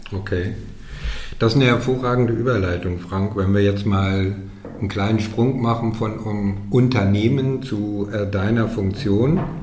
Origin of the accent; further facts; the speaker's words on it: Dortmund, North Rhine-Westphalia, Germany; moved away; in meiner alten Heimat, in Dortmund